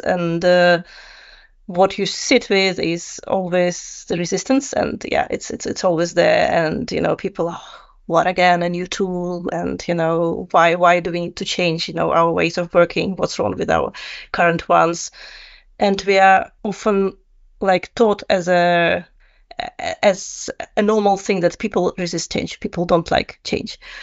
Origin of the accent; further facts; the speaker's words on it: Russia; moved away as an adult; also born or lived in Netherlands; I'm originally from Russia.